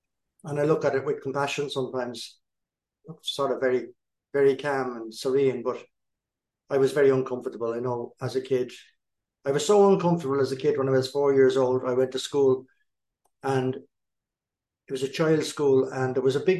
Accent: East Coast, Ireland; I was born and raised in Ireland on the East Coast.

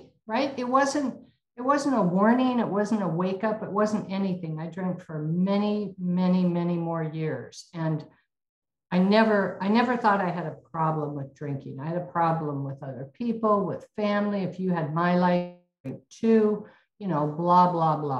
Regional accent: Spokane, Washington, United States; I was born and raised in Spokane, Washington

